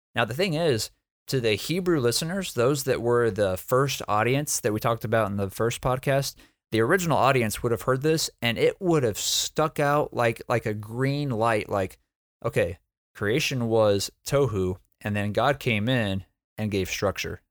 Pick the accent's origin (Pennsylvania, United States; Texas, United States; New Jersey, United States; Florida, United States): Texas, United States; I'm from Texas